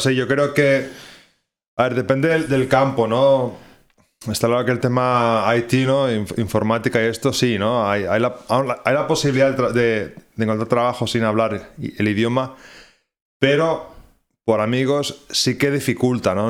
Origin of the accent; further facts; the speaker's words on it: Barcelona, Catalonia, Spain; moved away as an adult; also born or lived in Ireland; now in Oulu, Finland; soy de Barcelona